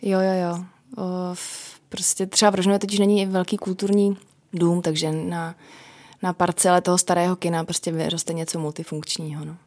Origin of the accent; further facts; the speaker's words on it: Moravia, Czechia; pocházím z Moravy